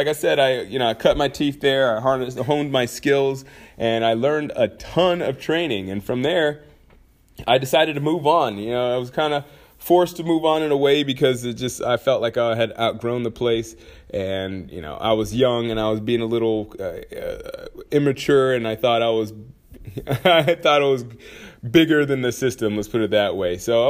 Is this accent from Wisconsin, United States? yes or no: no; Anchorage, Alaska, United States; also born or lived in St. Peter, Minnesota; I'm from Anchorage and Minnesota, amongst other places. But, you know, main places are Anchorage and St. Peter, Minnesota. So I spent my formal years pretty much either in snow or in barren fields.